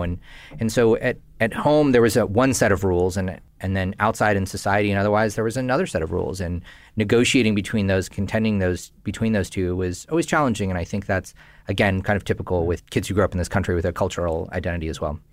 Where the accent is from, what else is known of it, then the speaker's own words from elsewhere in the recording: Northern California, United States; I grew up in Northern California to Indian immigrant parents